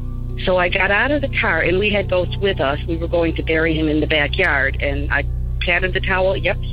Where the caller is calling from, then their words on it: Chicago, Illinois, United States; I'm calling from the Chicago area